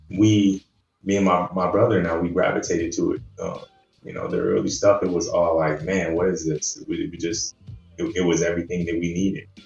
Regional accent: Cleveland, Ohio, United States; i'm from cleveland man. so a midwestern cat

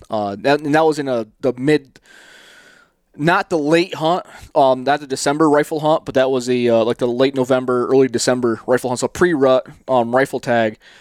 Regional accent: the East, United States; now in Phoenix, United States; I grew up in the East chasing whitetails

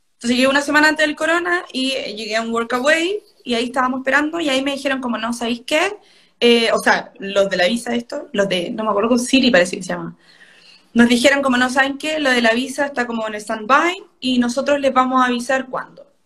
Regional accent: Chile; moved away as an adult; also born or lived in Denmark / United Kingdom; now in Germany; nosotros como chilenos turistas

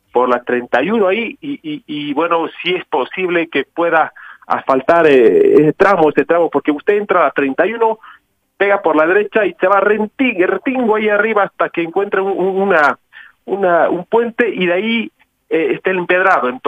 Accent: Santa Cruz, Bolivia; now in La Paz, Bolivia; Soy un cruceño que de, Moesepa, como dice, pero ya viviendo hace mucho tiempo acá en la ciudad de La Paz, tan linda, tan hermosa como siempre.

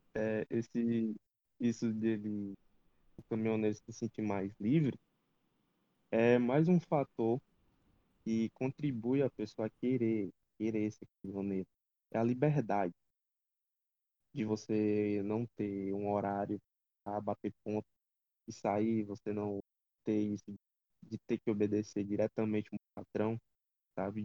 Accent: Ceará, Brazil; sou daqui do Ceará, da base Nordeste, do grupo Pode Carro

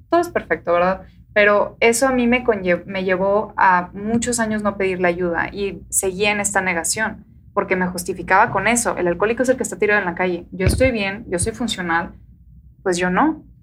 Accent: Mexico; aquí todos somos mexicanos.

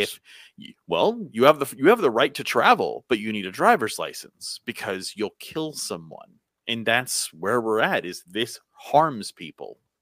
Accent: United States; as an American

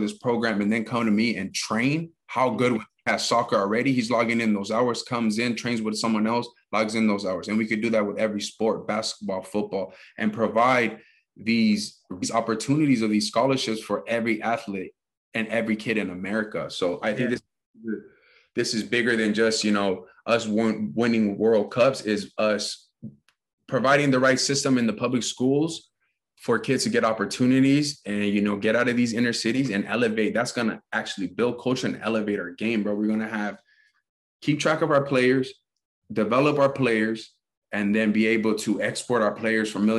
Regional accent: Pasadena, California, United States; I grew up in Pasadena, California, home of the Rose Bowl

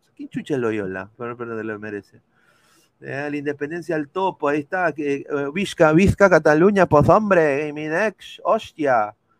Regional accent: Peru; moved away; yo soy peruano

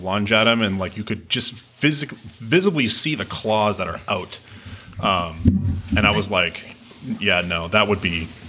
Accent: New England, United States; I grew up in New England

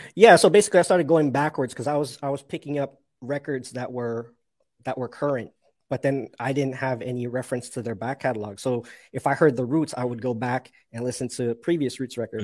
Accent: Toronto, Ontario, Canada; also born or lived in Mississauga; I'm from Toronto, but I'm in a city called Mississauga

